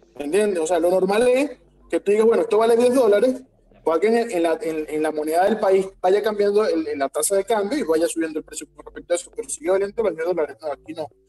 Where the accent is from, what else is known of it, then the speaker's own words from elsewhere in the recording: Venezuela; yo soy venezolano